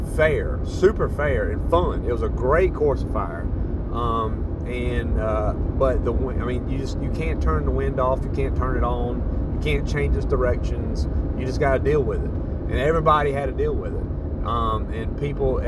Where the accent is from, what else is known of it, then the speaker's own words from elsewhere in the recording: Southeast, United States; We're from the Southeast. We don't deal with a whole lot of wind